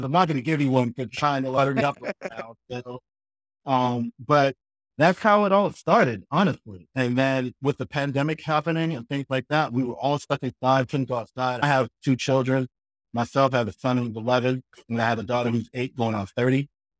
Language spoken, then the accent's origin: English; Boston, Massachusetts, United States; And then I ended up coming back up to Boston where I grew up in Mattapan. I had to give you a shout out, Mattapan in Boston.